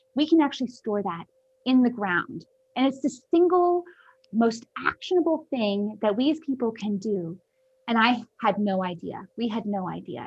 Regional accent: Ohio, United States; I was born in Ohio

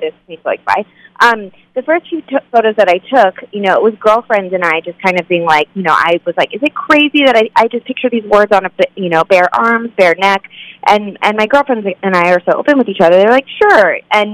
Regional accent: Phoenix, Arizona, United States; I really hated growing up in Arizona

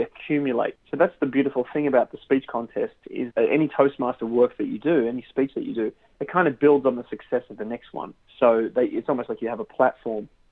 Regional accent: Sydney, New South Wales, Australia; moved away as an adult; now in Southern California, United States; I grew up in Australia in Sydney

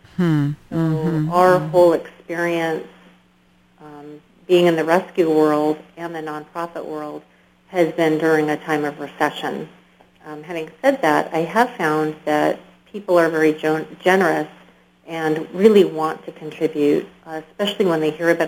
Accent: Elizabethtown, Kentucky, United States; as a kid in Kentucky

